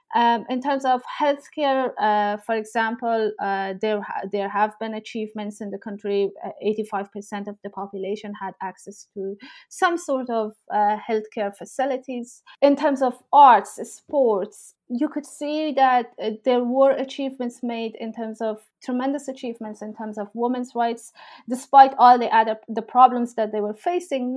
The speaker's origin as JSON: {"language": "English", "region": "Herat", "country": "Afghanistan", "tie": "born or raised there", "also_born_or_lived": "Kabul / Pakistan / Toronto, Canada / Oxford, England", "moved": "yes", "lives_now": "Exeter, United Kingdom", "said": "I am from Afghanistan. I grew up in Herat, uh, a city in northwestern parts of the country, and I've lived most of my life uh, in Herat and Kabul."}